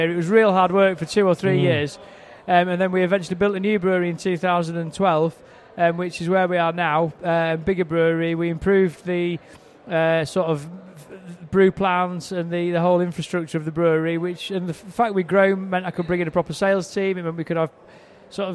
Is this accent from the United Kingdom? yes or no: yes; Harrogate, Yorkshire and the Humber, United Kingdom; I'm from England. 46 years old, if that matters. I grew up in the north of England in Harrogate.